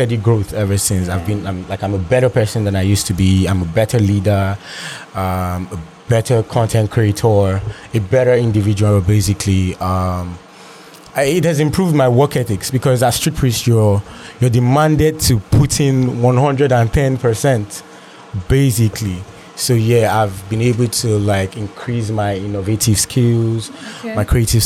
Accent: Lagos, Nigeria; I grew up in Lagos as well

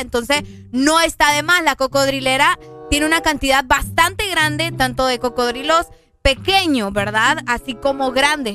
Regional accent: Omoa, Cortés, Honduras; Allá por mi pueblo también, por Omoa

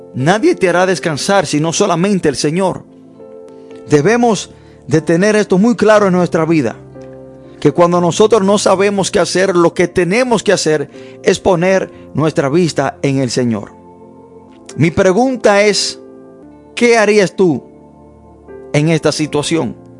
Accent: United States; desde niño creciendo me enseñaron en los Estados Unidos

